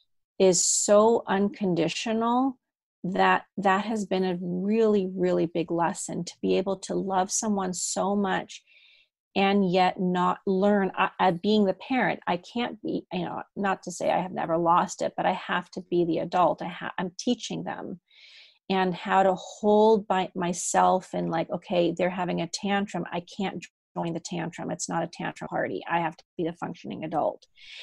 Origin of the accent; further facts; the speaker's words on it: Germany; accent: German; first language German; also born or lived in Amsterdam, Netherlands; even though I speak English very well, German is actually my first language. I was born in Amsterdam. I spoke Dutch and English. And then I moved to Germany when I was 3 and a half, and I picked up German instantly.